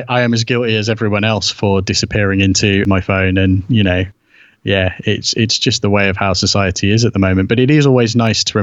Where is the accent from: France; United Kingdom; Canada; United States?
United Kingdom; being British and being the age that I am